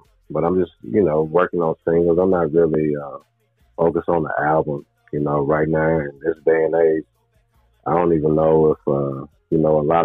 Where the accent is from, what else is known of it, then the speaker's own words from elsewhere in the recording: Murfreesboro, Tennessee, United States; Murfreesboro, Tennessee, my hometown